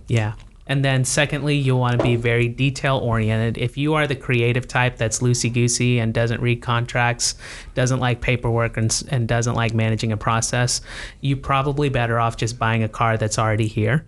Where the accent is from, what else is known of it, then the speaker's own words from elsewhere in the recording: United States; as an American